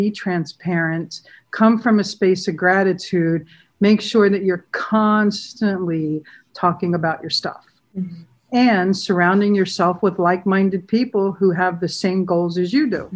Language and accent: English; San Diego, California, United States; I grew up in a beach town in San Diego. I grew up in Pacific Beach